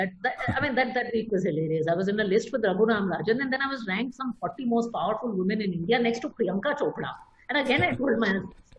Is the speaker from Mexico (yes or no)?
no; Italy; So I grew up in Italy in part, and they always said that, you know, originals always have value.